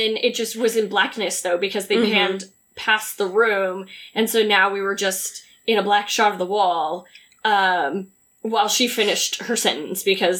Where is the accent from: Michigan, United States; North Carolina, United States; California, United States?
California, United States; I'm from California.